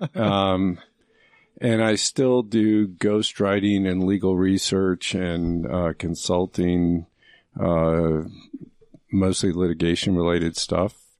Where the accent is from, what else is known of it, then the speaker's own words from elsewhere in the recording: Phoenix, Arizona, United States; also born or lived in Mineola, Long Island, New York; I was raised in Phoenix, Arizona